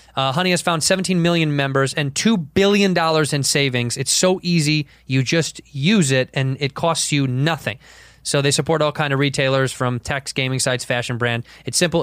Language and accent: English; Chicago, Illinois, United States; I'm from Chicago